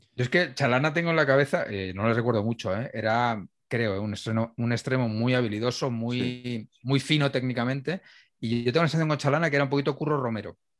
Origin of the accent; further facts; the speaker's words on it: Humanes de Madrid, Community of Madrid, Spain; mi pueblo es Humanes de Madrid